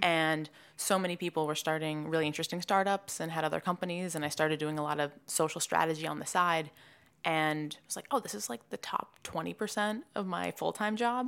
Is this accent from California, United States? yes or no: no; Swampscott, Massachusetts, United States; moved away as an adult; also born or lived in North Carolina; now in New York, United States; I'm from Swampscott, Massachusetts. It's right outside Boston. I grew up there